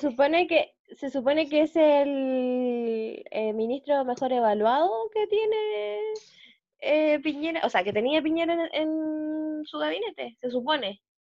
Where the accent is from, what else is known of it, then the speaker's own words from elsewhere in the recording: Chile; nosotros como chilenos